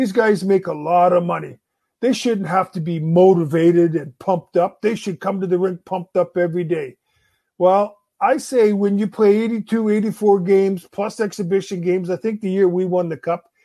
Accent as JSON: {"language": "English", "town": "Winnipeg", "region": "Manitoba", "country": "Canada", "tie": "born or raised there", "said": "We grew up in Winnipeg."}